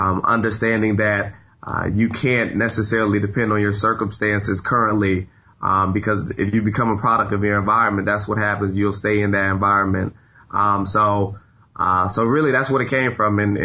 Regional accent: Tampa, Florida, United States; I'm originally from Tampa, Florida

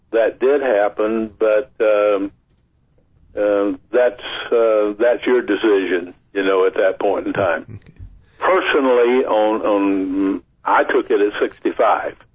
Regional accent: Vicksburg, Mississippi, United States; moved away; also born or lived in Natchez, Mississippi; I was born in Natchez, but I was raised in Vicksburg. My parents moved to Vicksburg before I was two years old

